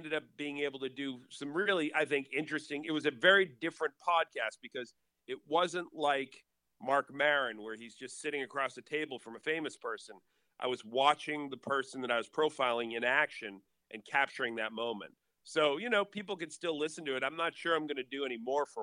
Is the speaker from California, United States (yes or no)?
no; Boston, Massachusetts, United States; moved away as an adult; also born or lived in Raleigh, North Carolina; we're all up from Boston, and so we moved back there.